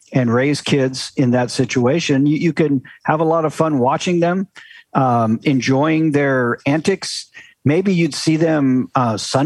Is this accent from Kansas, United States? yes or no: yes; Kansas, United States; moved away; also born or lived in South Carolina / Maine / Idaho; I grew up in Kansas